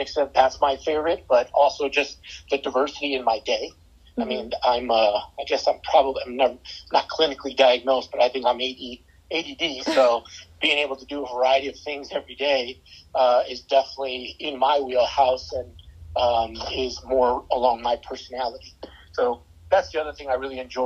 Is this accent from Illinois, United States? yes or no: yes; outside of Chicago, Illinois, United States; also born or lived in San Antonio, Texas; now in St. Louis, United States; I moved here from San Antonio, grew up outside of Chicago